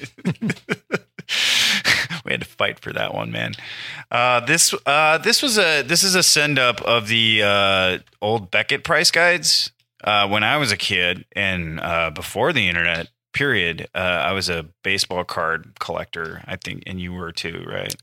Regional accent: Iowa, United States; moved away as an adult; now in Los Angeles, United States; my home state of Iowa

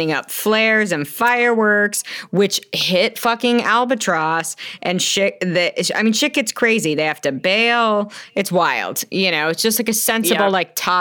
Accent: the Ozarks, Arkansas, United States; I'm from Arkansas

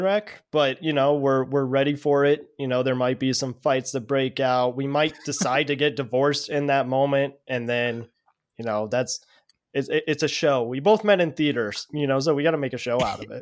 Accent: Denver, Colorado, United States; I'm from Denver, Colorado.

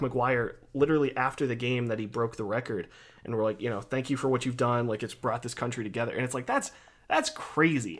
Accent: Ohio, United States; I'm from Ohio

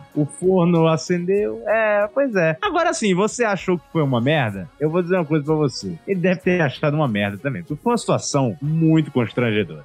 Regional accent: Northeast Brazil, Brazil; Sou nordestino

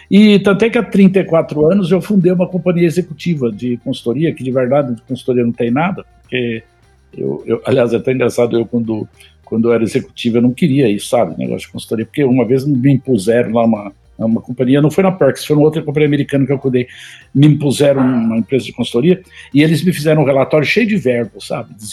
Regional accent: São Paulo, Brazil; e você sabe que, como paulista...

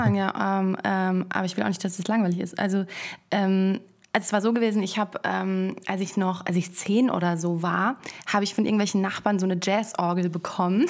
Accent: Frankfurt, Hesse, Germany; moved away as an adult; now in Berlin, Germany; Ich komme aus Frankfurt am Main

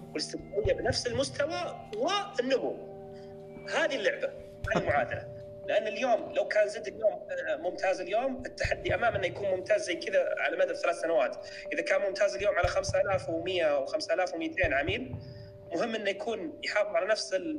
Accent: Saudi Arabia; عندنا في السعودية

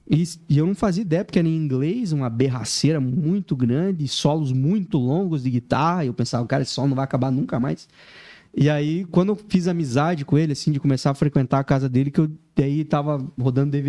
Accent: Laranjeiras do Sul, Paraná, Brazil; Eu vim do interior do Paraná, numa cidade chamada Laranjeiras do Sul. A cidade, nossa, é muito pequena.

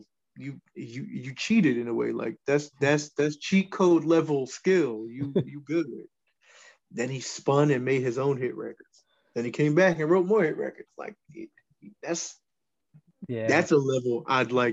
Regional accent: New York City, New York, United States; I was born in Brooklyn

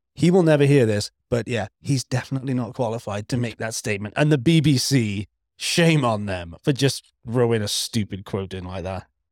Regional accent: Wales, United Kingdom; I'm Welsh, not British

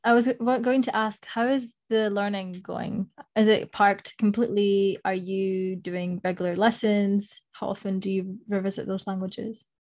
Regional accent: Spain; first language Spanish; English is a second language; moved away; Moni and I, we have been fortunate enough to attend a French school when we were growing up in Spain. And so, well, first of all, our first language is Spanish

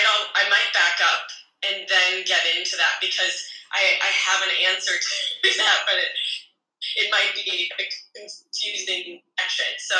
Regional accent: Minnesota, United States; accent: Canadian; moved away as an adult; also born or lived in Wisconsin / North Carolina; now in Australia; I'm from Minnesota in the U.S. originally

